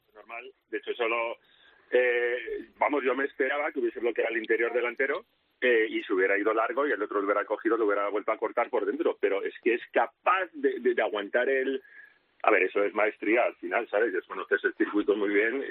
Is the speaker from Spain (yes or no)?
yes; Spain; como español